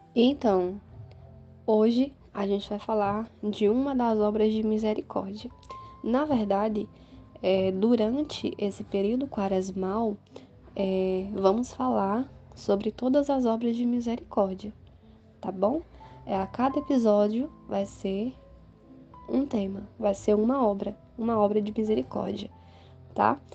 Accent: Ouricuri, Pernambuco, Brazil; sou aqui de Ouricuri, no sertão pernambucano

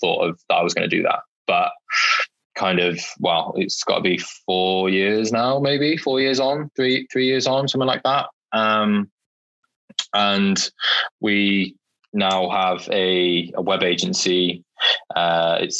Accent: Welsh, Wales, United Kingdom; I'm a Welsh student

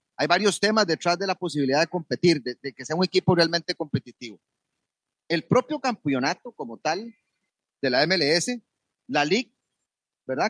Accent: Costa Rica; nosotros como costarricenses

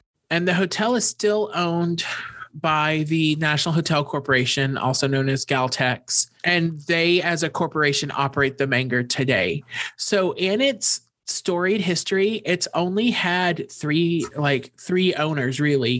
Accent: Texas, United States; Texans are taught things like this

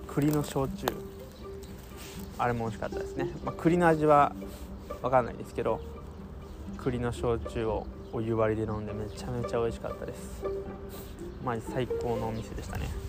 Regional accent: Kanagawa, Japan; 俺の地元

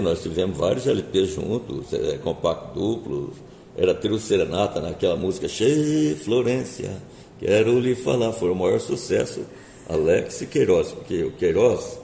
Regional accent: Três Lagoas, Mato Grosso do Sul, Brazil; nasci na cidade de Três Lagoas, na época era Mato Grosso

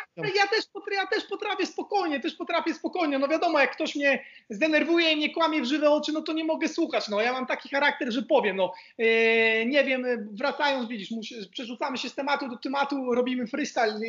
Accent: Poland; moved away as an adult; also born or lived in Croatia / Jordan; now in Split, Croatia; jak Polak rozmawiam

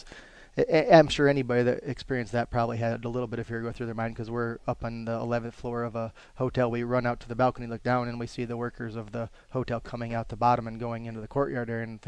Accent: East Coast, United States; we're from the East Coast here, and we kind of, I guess, consider ourselves country people

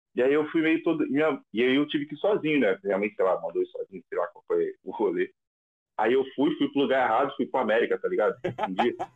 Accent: Rio de Janeiro, Brazil; also born or lived in Vila Kennedy, Rio de Janeiro; eu nasci na VK, né, na Vila Kennedy. Foi meu primeiro bairro que eu morei, morei lá até os seis anos. Aí depois fui para outra vila, que é a Vila Isabel

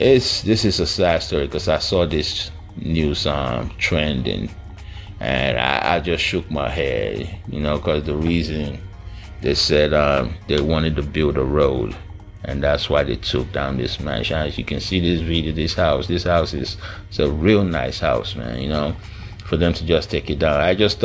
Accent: Niger Delta, Nigeria; Is it because I'm from the Niger Delta region of this country?

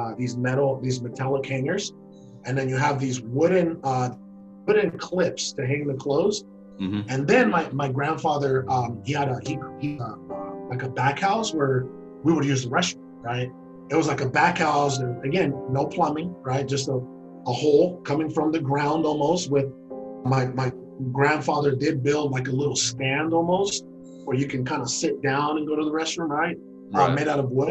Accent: Guaymas, Sonora, Mexico; moved away; also born or lived in Hermosillo, Sonora, Mexico; I was born in Hermosillo, Sonora, Mexico. And then, mm-hmm. you know, like I said, 3 years old, she left him, that city, went to Guaymas, Sonora

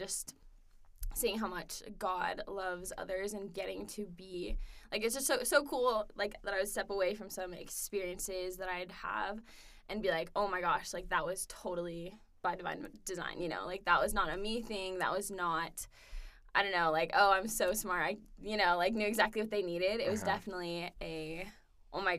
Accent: Denver, Colorado, United States; moved away as an adult; also born or lived in Littleton, Colorado / Texas; now in Provo, United States; I'm from Denver, Colorado, currently studying advertising here at BYU

